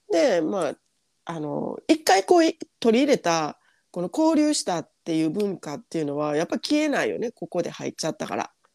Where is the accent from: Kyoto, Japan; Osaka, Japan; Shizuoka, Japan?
Osaka, Japan; moved away as an adult; now in Australia; 私大阪の大阪私ら2人とも大阪出身